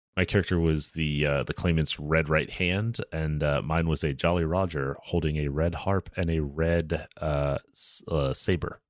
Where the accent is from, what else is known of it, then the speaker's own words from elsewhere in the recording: the South, United States; moved away; I grew up in the South